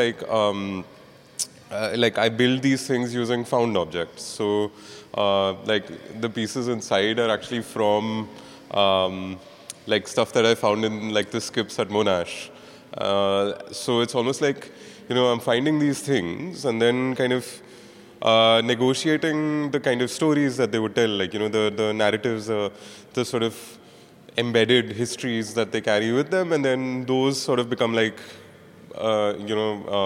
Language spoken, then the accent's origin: English; Mumbai, Maharashtra, India; I'm from Bombay